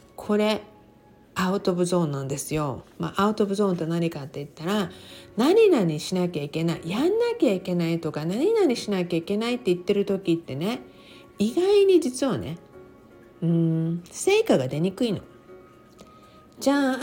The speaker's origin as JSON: {"language": "Japanese", "region": "Okinawa", "country": "Japan", "tie": "born or raised there", "said": "私は沖縄に生まれて、沖縄で育って"}